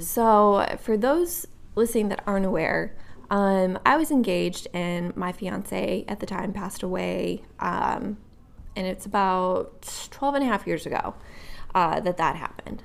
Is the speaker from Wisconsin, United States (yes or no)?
yes; Wisconsin, United States; also born or lived in Nashville, Tennessee; now in Akron, United States; I'm from Wisconsin originally